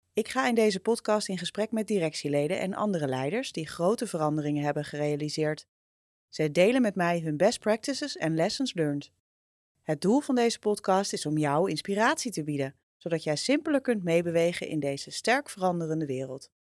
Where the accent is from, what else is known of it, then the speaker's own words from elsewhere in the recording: Amsterdam, North Holland, Netherlands; al kom ik uit Amsterdam